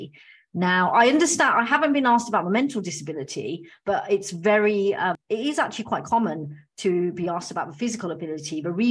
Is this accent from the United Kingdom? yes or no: yes; United Kingdom; I'm of Indian background, but I'm British